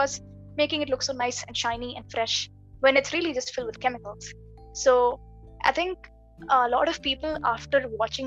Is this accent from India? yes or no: yes; Kerala, India; I'm from Kerala